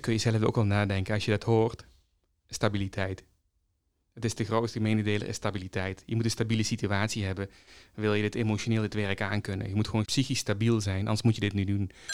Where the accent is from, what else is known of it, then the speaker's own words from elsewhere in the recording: North Brabant, Netherlands; Als Brabander